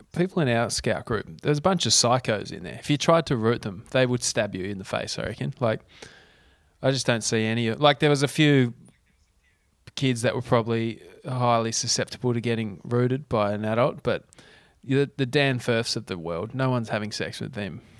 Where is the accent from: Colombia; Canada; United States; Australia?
Australia; Tasmania; moved away; also born or lived in Central Coast; growing up in Tassie